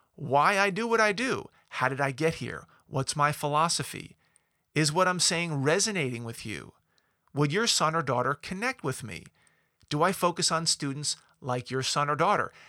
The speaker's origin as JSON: {"language": "English", "area": "Long Island", "region": "New York", "country": "United States", "tie": "born or raised there", "said": "I grew up in New York. I'm a Long Islander, to be exact"}